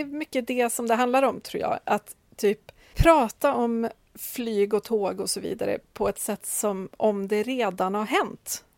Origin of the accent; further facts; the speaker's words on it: Timrå, Västernorrland County, Sweden; kommunen som jag är uppväxt i, Timrå